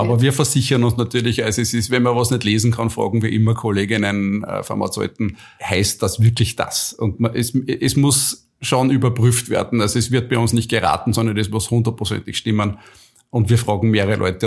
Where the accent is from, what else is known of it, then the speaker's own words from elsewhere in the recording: Austria; ich bin ein typischer Österreicher